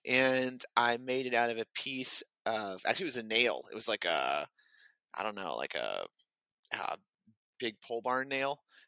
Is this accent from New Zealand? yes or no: no; St. Matthews, South Carolina, United States; also born or lived in Greenville, South Carolina; So I grew up where I am now, St. Matthew, South Carolina. It's pretty little small town. It's got two stoplights, and you blink, you're through it, and you didn't even know you were there.